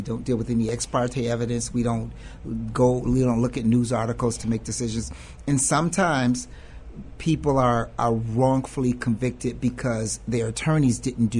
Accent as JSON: {"language": "English", "town": "Chicago", "region": "Illinois", "country": "United States", "said": "from Englewood."}